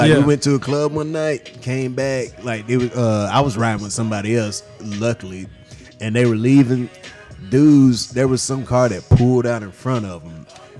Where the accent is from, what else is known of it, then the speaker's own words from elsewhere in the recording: Alabama, United States; now in Nashville, United States; Growing up in Alabama